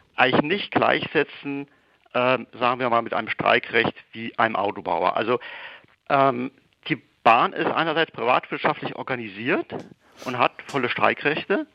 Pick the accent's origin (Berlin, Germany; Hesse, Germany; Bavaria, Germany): Hesse, Germany; Marburg; now in Hamburg, Germany; ich wäre eigentlich jetzt nicht in Hamburg, wo ich lebe und arbeite, sondern in meiner Heimatstadt Marburg